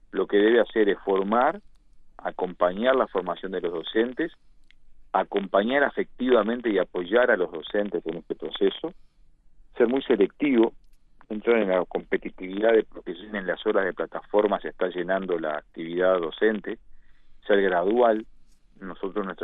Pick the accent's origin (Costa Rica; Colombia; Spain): Spain; Galicia; Nosotros que somos latinos, que somos eh, españoles, gallegos, que somos, eh, eh, tenemos una, una necesidad de contacto